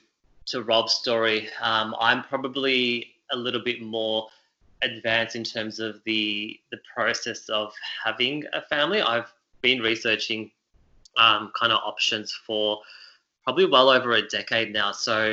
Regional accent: Melbourne, Victoria, Australia; also born or lived in Beirut, Lebanon; So my background is Lebanese. I was born in Beirut, Lebanon, and migrated to Australia when I was 5 years old. So have always lived in Melbourne. I think I can comfortably say I'm a Melburnian through and through.

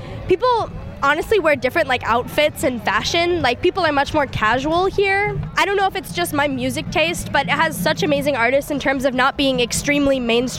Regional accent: New Mexico, United States; I'm from New Mexico.

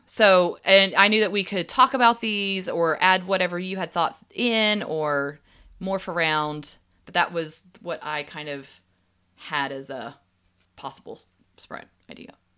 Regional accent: the South, United States; growing up in the South

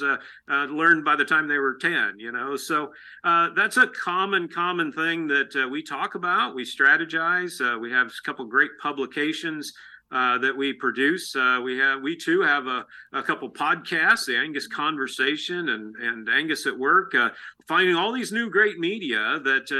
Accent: Illinois, United States; moved away as an adult; now in St. Joseph, United States; places where I grew up in Illinois

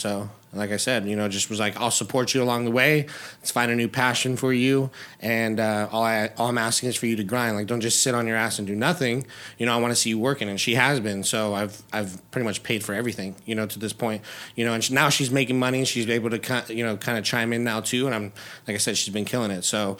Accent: Chino Hills, California, United States; moved away as an adult; also born or lived in Covina, California / Orange County, California; now in Las Vegas, United States; I was born in Covina. I lived there for about 7 years, and then I moved to Chino Hills, so IE, and went to school there, graduated out there, and then moved out to OC when I, like I said, when I was 21 years old

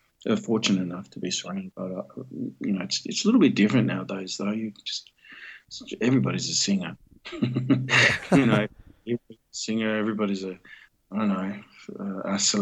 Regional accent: Melbourne, Victoria, Australia; also born or lived in North Richmond, New South Wales / Sydney; Till I was born in Melbourne

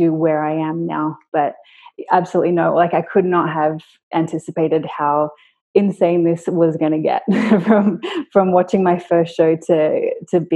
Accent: Sydney, New South Wales, Australia; I grew up in Sydney

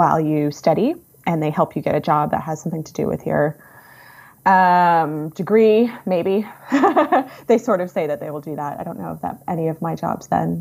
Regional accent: suburbs of Washington, D.C., Virginia, United States; I grew up in the suburbs of Washington, D.C.

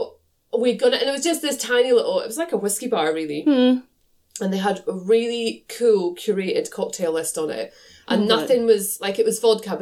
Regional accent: Aviemore, Scotland, United Kingdom; we grew up in the Aviemore area

